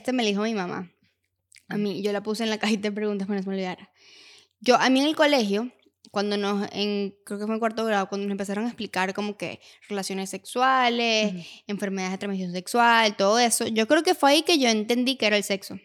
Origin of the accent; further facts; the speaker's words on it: Valencia, Carabobo, Venezuela; yo estuve de pequeña en Valencia